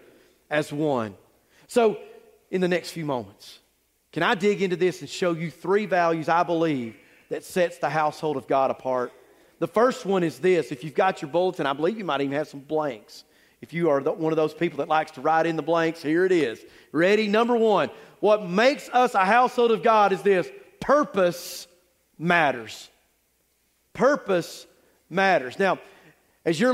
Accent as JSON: {"language": "English", "country": "United States", "tie": "born or raised there", "said": "I grew up on Jotham Down Road in North Forsyth"}